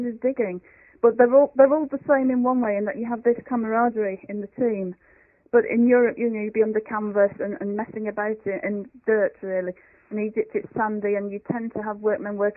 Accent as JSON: {"language": "English", "town": "Bolton", "region": "North West England", "country": "United Kingdom", "said": "I come from Bolton in Lancashire, which is in England. And it's in the northwest of England"}